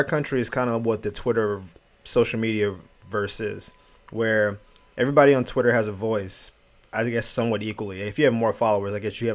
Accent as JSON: {"language": "English", "country": "United States"}